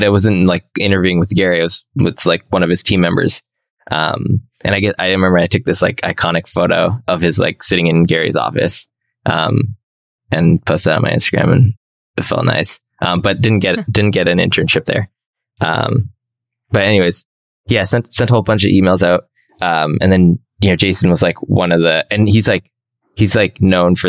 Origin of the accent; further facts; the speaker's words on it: Toronto, Ontario, Canada; And I was in Toronto. I'm from Toronto